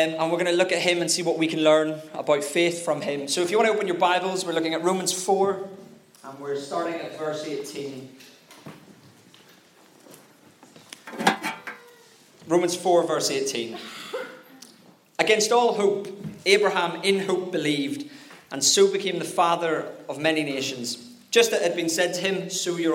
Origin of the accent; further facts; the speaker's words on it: Northern Ireland, United Kingdom; I'm Northern Irish